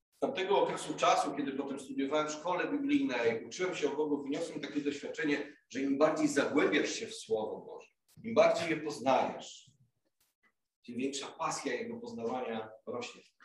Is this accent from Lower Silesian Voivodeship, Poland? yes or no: yes; Głogów, Lower Silesian Voivodeship, Poland; moved away as an adult; now in Kraków, Poland; w Głogowie, gdzie już tyle lat mieszkałem, gdzie się wychowałem